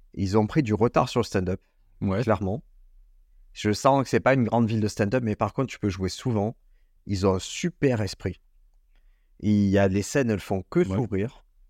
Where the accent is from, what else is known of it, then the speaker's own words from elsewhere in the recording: Marseille, Provence-Alpes-Côte d'Azur, France; c'est chez moi à Marseille